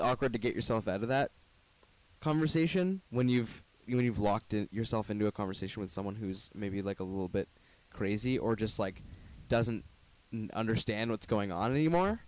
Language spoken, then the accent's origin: English; Brantford, Ontario, Canada; moved away as an adult; now in Toronto, Canada; I'm from Brantford, pretty small town.